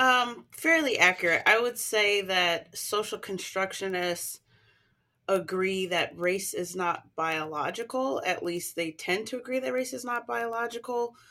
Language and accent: English; United States; because I'm American